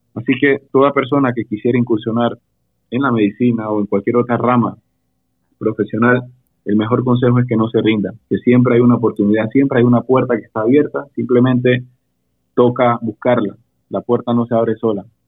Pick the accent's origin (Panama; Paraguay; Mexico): Panama; also born or lived in Panama City, Panama; yo soy panameño, resido en la ciudad, específicamente en el área de Llano Bonito, Juan Díaz.